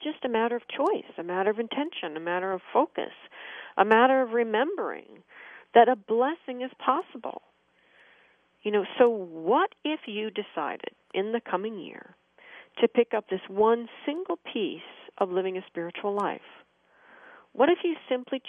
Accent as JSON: {"language": "English", "country": "United States", "said": "as an American"}